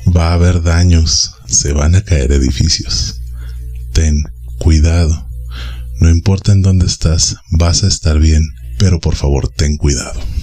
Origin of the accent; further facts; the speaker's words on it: Mexico City, Mexico; Yo soy originario de la Ciudad de México y habito en la periferia.